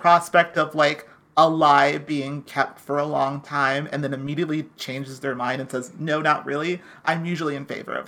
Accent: the South, United States; I'm from the South

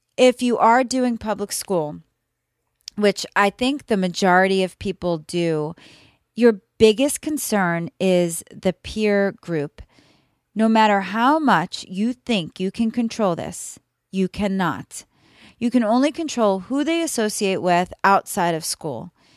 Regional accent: New York, United States; now in Florida, United States; I currently live in Florida, but I was raised in New York

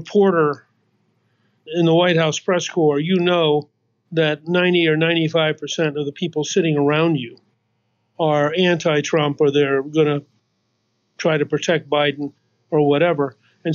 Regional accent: Atlanta, Georgia, United States; moved away; I was from Atlanta

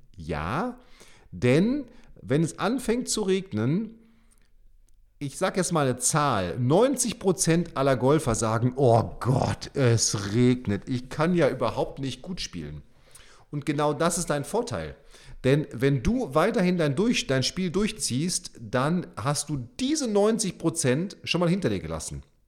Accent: Münster, North Rhine-Westphalia, Germany; now in Bremen, Germany; ich komme ja auch aus Münster, also Münster und Bremen

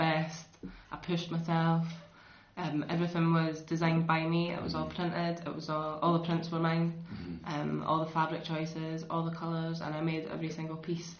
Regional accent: Dundee, Scotland, United Kingdom; at the moment I'm 24. I'm from Dundee. I travelled through to Aberdeen every single day for 3 years.

